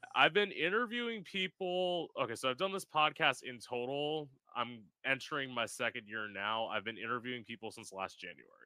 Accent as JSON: {"language": "English", "region": "Florida", "country": "United States", "tie": "born or raised there", "said": "I've lived in Florida my whole life"}